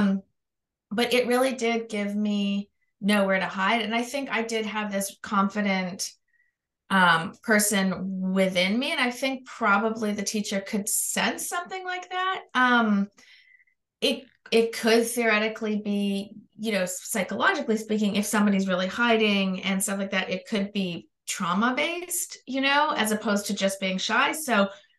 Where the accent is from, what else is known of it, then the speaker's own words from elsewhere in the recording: Canada; now in Los Angeles, United States; I'm Canadian, but I live in Los Angeles.